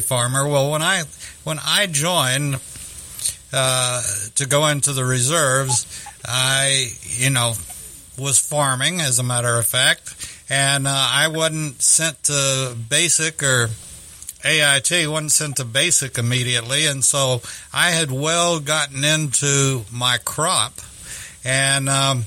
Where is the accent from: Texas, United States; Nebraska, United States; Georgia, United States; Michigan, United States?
Texas, United States; Texas City; it was my hometown.